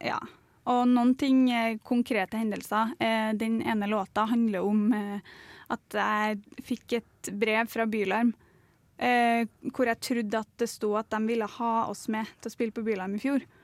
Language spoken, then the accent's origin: Norwegian; Melhus, Trøndelag, Norway; accent: Trøndersk; now in Oslo, Norway; trøndersk er jo fordi det er dialekta mi